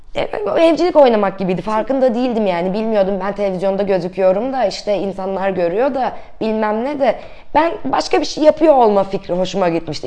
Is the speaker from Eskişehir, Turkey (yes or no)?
no; Kırklareli, Turkey; now in Istanbul, Turkey; Kırklareli'de doğdum.